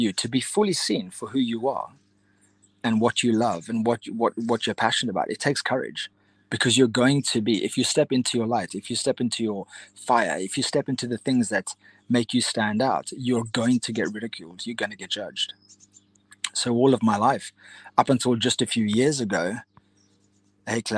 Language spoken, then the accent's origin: English; Cape Town, Western Cape, South Africa; I grew up in Cape Town, South Africa